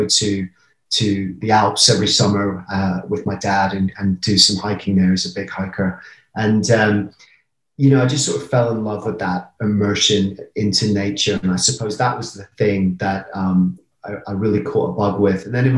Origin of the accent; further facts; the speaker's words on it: Brighton, South East England, United Kingdom; accent: English; moved away as an adult; also born or lived in United States; now in Colorado, United States; Right in England, yeah, south coast of England. I was born in the States. My mom's American. She's from Queens, New York, and we moved over when I was really little, hence the accent.